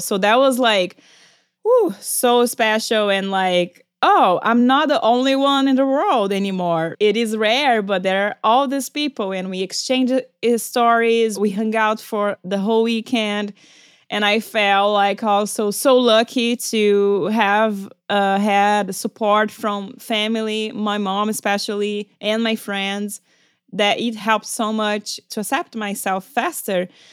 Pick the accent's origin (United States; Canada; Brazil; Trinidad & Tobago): Brazil; moved away; I'm from Brazil. We are very expressive. And also back when I was a kid, there was no internet.